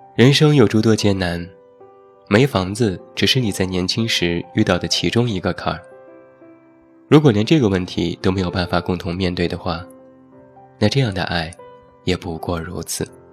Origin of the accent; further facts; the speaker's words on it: Taiyuan, Shanxi, China; 在我的家乡山西太原